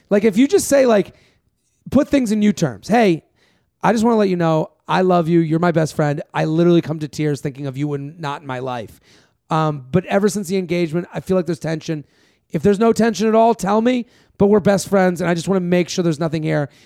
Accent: Massachusetts, United States; now in New York City, United States; I'm from Massachusetts

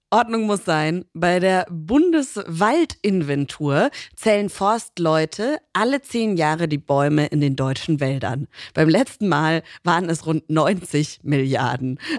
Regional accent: United States; ich meine, als Amerikanerin meine ich jetzt nicht

